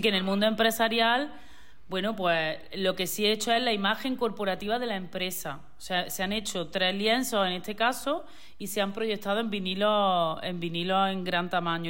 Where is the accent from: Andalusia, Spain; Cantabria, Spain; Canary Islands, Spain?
Andalusia, Spain; Córdoba; moved away as an adult; also born or lived in Switzerland; now in Torremolinos, Spain; Yo soy de Córdoba